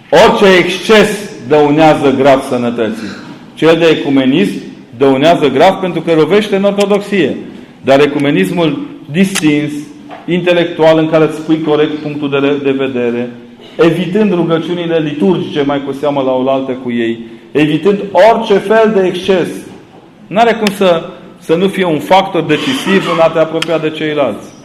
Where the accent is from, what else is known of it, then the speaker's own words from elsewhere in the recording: Transylvania, Romania; Eu vă întreb acum ca un ardelean, tâmpit, că eu nu trăiesc la graniță cu alte imperii decât cu cel în care am fost crescut.